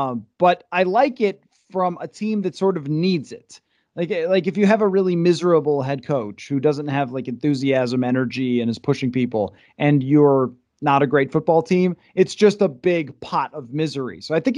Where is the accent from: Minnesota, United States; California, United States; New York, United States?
New York, United States; Buffalo; moved away; I grew up in Buffalo and I worked in Buffalo to start my career.